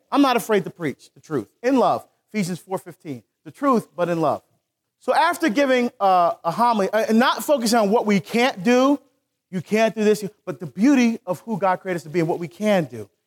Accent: Newark, New Jersey, United States; I grew up in Newark.

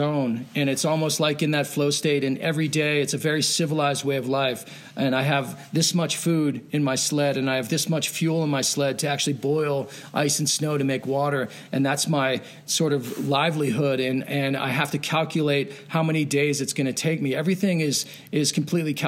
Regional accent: Pennsylvania, United States; moved away as an adult; I grew up skiing in Pennsylvania and ski Round Top on the East Coast, and I moved out west after college

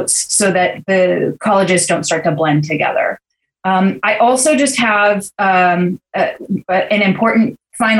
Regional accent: Santa Barbara, California, United States; the Scholarship Foundation of Santa Barbara in my hometown here

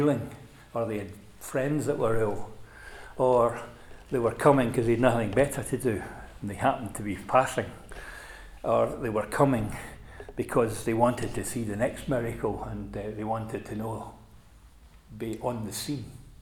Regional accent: Scotland, United Kingdom; as a boy growing up, my father was an evangelist and he used, for a period of time, used to drive what was known as the Scottish gospel van, and it used to be parked in our driveway

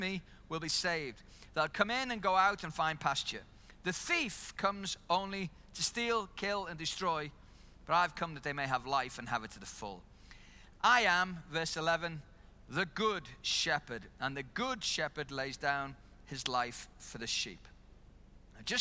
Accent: Liverpool, North West England, United Kingdom; moved away as an adult; now in New Zealand; I'm from Liverpool

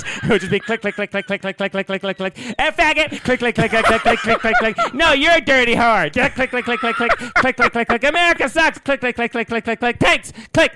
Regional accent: New England, United States; I'm from New England. We had yards. It's what we did.

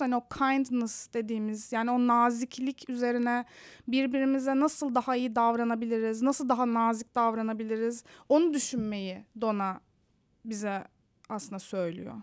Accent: Istanbul, Turkey; moved away as an adult; also born or lived in Antalya; now in San Francisco, United States; Ben karşıda, karşının çocuğuyum. Göztepe'de. Sonra Antalya'ya yerleştik bir ara gerçi ailemle.

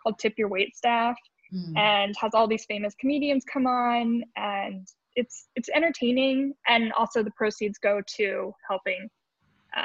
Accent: Colorado, United States; now in New York, United States; I'm originally from Colorado.

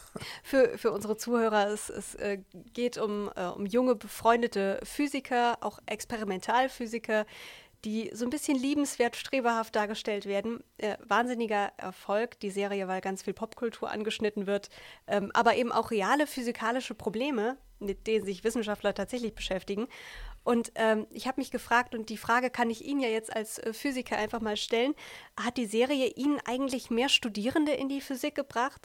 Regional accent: Siegen-Wittgenstein and Olpe, North Rhine-Westphalia, Germany; bei uns in Siegen, Wittgenstein und Olpe

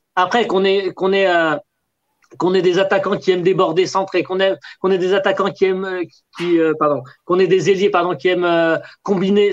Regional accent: Algeria; je suis un Algérien

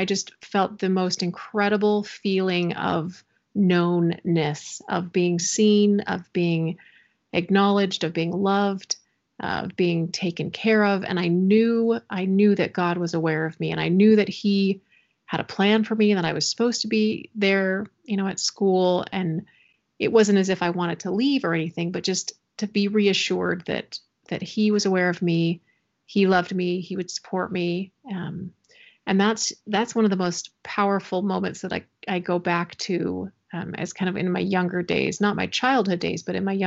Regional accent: Missouri, United States; moved away as an adult; now in Utah, United States; I grew up in Missouri

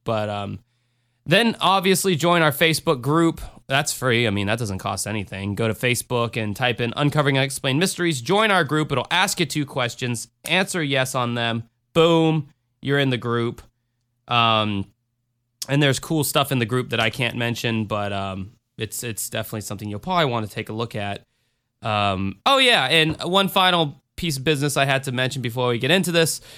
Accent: Florida, United States; I'm from Florida

